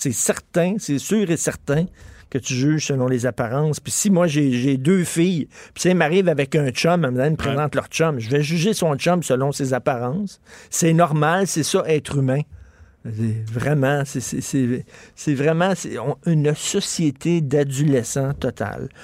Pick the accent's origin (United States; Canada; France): Canada; Montreal, Quebec; je viens de Verdun, c'est un milieu très modeste, sinon pauvre